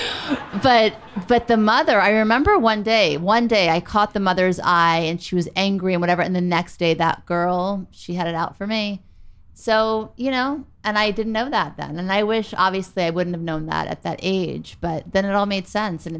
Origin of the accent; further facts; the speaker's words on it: Beverly Hills, California, United States; also born or lived in New Orleans, Louisiana; we moved from New Orleans to Beverly Hills